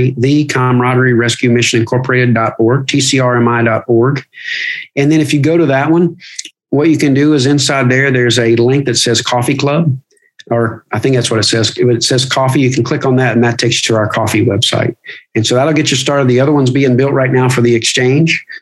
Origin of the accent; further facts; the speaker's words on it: Kentucky, United States; I grew up in Kentucky